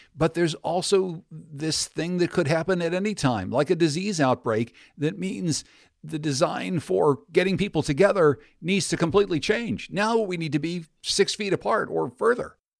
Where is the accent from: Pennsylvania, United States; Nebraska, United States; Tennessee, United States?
Pennsylvania, United States; Pittsburgh; my hometown of Pittsburgh, Pennsylvania